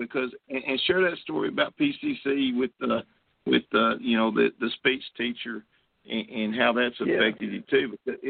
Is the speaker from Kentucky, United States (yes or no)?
yes; Kentucky, United States; I was born in Kentucky